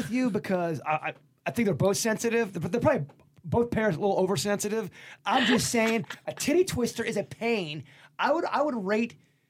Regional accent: Lake Park, United States; we grew up in Lake Park.

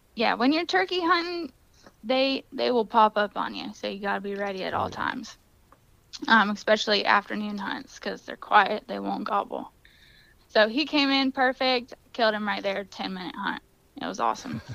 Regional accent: Florida, United States; Deer hunting and dog hunting is how we grew up here in Florida

